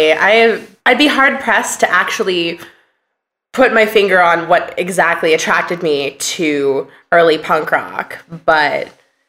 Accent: Portland, Oregon, United States; also born or lived in San Francisco, California; I grew up in Portland, Oregon, for the most part. I was born in San Francisco, but my family moved to Portland when I was very young.

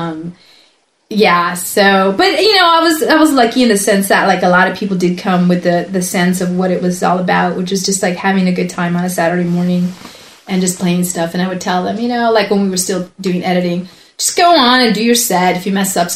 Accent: Southern California, United States; moved away as an adult; also born or lived in Mexico; I was born in Mexico. Then we came up and lived in Southern California for about 20 plus years, and then after that moved up here.

